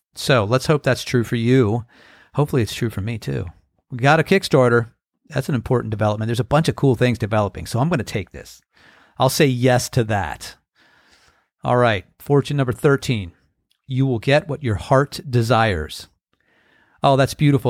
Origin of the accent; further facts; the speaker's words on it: United States; moved away; also born or lived in California; growing up on the Chesapeake Bay